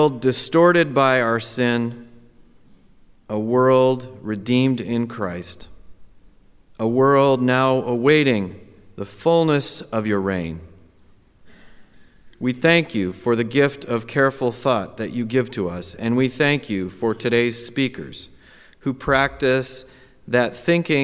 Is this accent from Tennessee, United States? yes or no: no; Seattle, Washington, United States; moved away; my hometown, Seattle, Washington